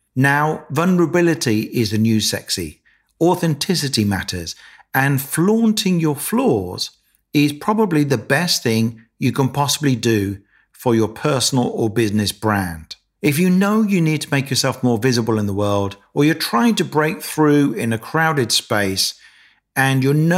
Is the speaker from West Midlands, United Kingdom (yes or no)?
yes; Birmingham, West Midlands, United Kingdom; but then I don't have much of a Birmingham accent, which is where I'm from.